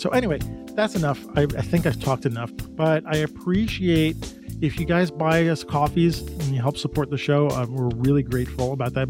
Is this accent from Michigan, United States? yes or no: no; New York City, New York, United States; I'm a New Yorker.